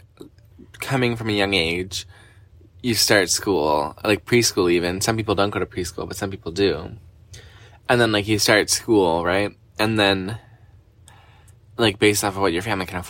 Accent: Canada; we're Canadian

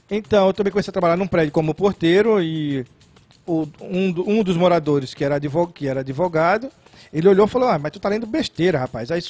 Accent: Pernambuco, Brazil; É, porque eu, era de, eu sou de Pernambuco e aqui é, se dizia servir o exército.

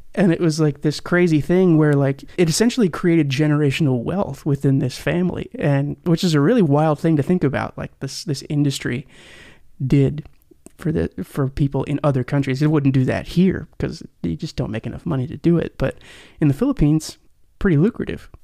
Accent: Tulsa, Oklahoma, United States; moved away; also born or lived in Nashville; I'm from Tulsa, Oklahoma

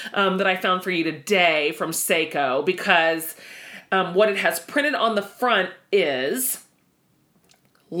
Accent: Texas, United States; us Texans

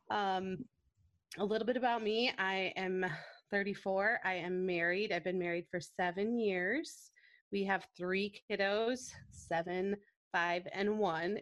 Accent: Grand Rapids, Michigan, United States; I'm born and raised in Grand Rapids

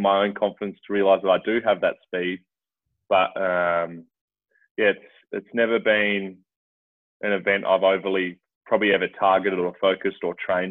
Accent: Port Lincoln, South Australia, Australia; when I was growing up in Port Lincoln as a kid

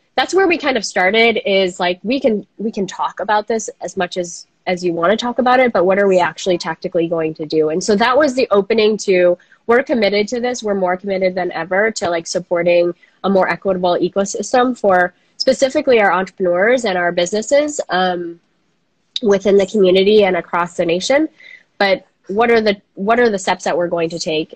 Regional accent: Minnesota, United States; I'm from Minnesota

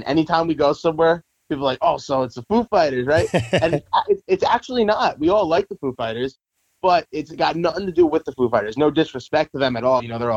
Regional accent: Long Island, New York, United States; we're from Long Island, New York

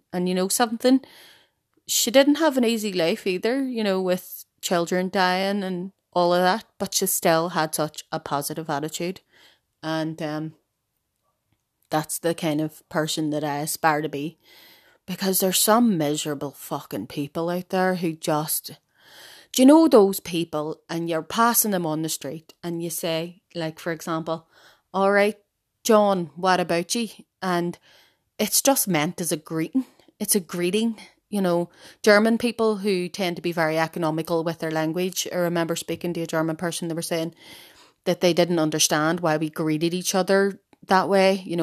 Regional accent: Ireland; as Irish people, we still wake our own dead from the house.

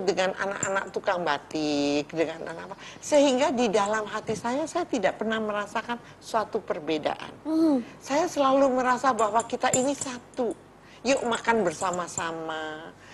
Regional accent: Cirebon, West Java, Indonesia; saya lahir di kota Cirebon. Iya. Saya besar di kota Cirebon

